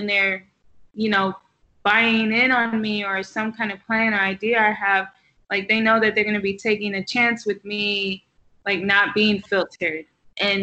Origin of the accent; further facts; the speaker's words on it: the South, United States; also born or lived in Texas; now in New York, United States; I'm from the South